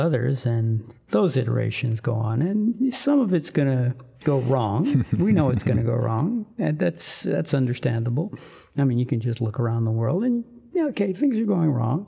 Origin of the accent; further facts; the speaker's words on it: South Louisiana, United States; I grew up in South Louisiana